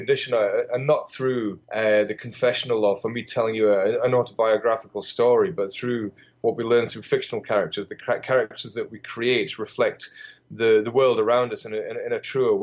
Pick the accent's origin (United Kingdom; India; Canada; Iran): United Kingdom